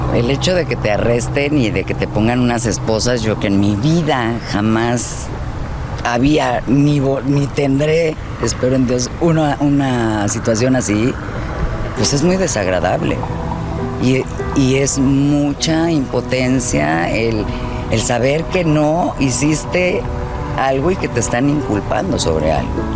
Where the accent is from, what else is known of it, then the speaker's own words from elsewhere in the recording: Mexico; yo soy mexicana